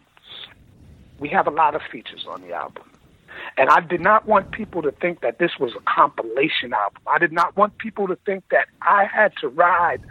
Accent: New York City, New York, United States; we're from Queens

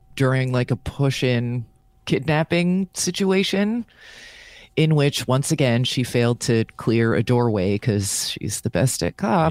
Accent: New Jersey, United States; I'm from Jersey

